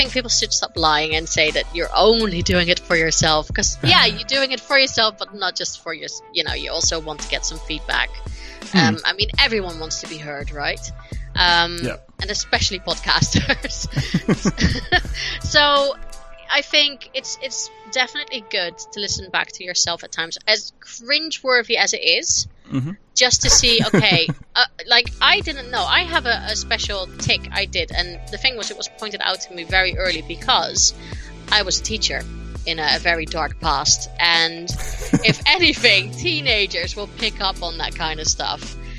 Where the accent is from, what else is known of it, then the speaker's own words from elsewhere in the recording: United States; accent: American twang; I have a very thick American twang to my accent.